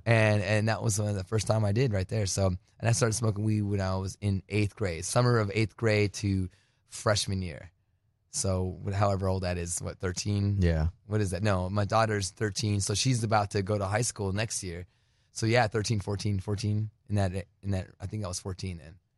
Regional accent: Douglas, Arizona, United States; also born or lived in Phoenix, Arizona / New Jersey; now in California, United States; I was born in Phoenix, but raised on the border

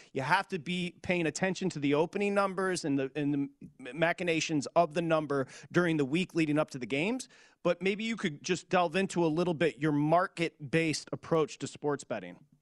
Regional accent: Michigan, United States; I'm from Michigan

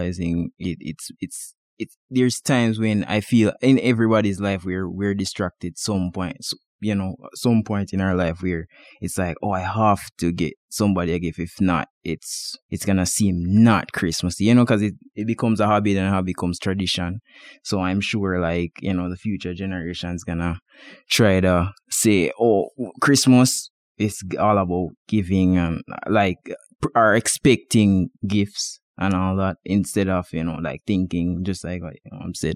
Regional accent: Jamaica; now in Boise, United States; I'm from Jamaica where it's between 80 to 95 degrees year round

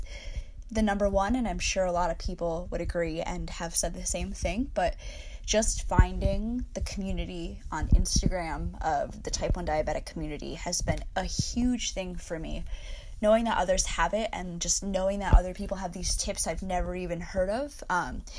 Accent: United States; also born or lived in New Jersey / New York City; I'm from New Jersey / New York City

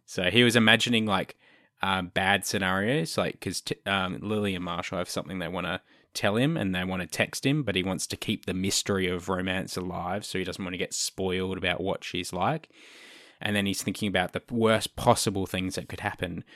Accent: Australia; I'm Australian

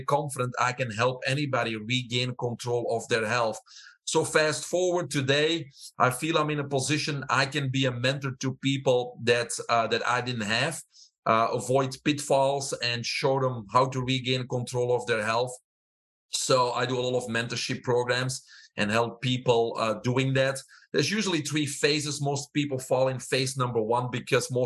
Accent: Belgium; moved away as an adult; also born or lived in Fort Lauderdale, Florida; now in United States; I have an accent. I'm originally from Belgium

